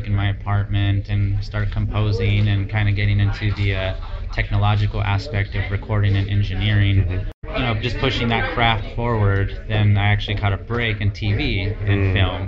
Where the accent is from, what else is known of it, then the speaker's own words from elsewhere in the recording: Los Angeles, California, United States; I was raised in like East LA, kind of the ghetto